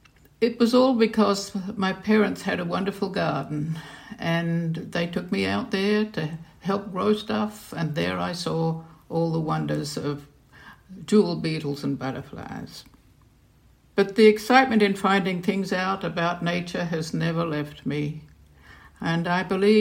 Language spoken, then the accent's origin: English; Queensland, Australia; moved away; also born or lived in London; Well, I grew up in Australia. I'm fourth generation Australian, and of course, my parents' garden was in a subtropical area in Queensland